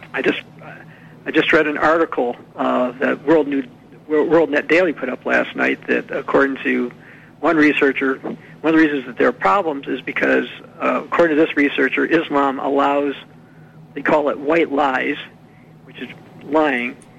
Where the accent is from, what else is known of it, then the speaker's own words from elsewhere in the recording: United States; I was an American